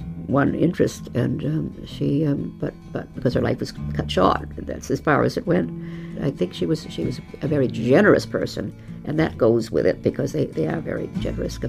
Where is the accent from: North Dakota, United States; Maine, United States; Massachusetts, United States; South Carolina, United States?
Maine, United States; moved away as an adult; now in Ireland; we were married in, not in Boston, but in Maine